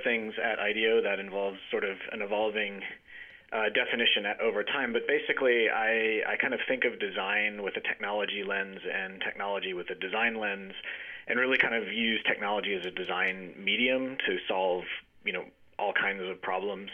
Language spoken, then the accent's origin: English; Jackson, Mississippi, United States; moved away as an adult; also born or lived in Connecticut; I grew up in Mississippi, and I, uh, you know, in in the town of Jackson